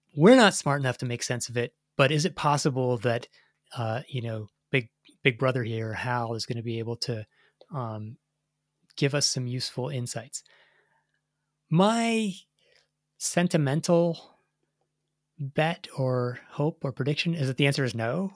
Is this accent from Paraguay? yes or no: no; Canada; as a Canadian track fan.